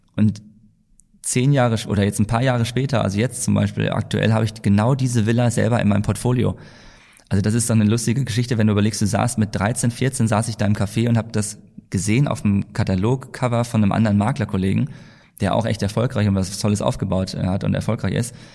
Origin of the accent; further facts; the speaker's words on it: Altdorf, Bavaria, Germany; moved away as an adult; also born or lived in Hamm; now in Mallorca, Spain; dass wir in die Schule zurückgegangen sind, nach Nürnberg, wo ich herkomme, also bei Altdorf